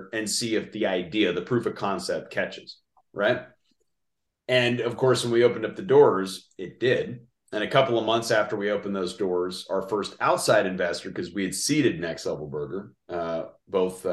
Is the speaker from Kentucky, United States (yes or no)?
no; Denver, Colorado, United States; my hometown of Denver, Colorado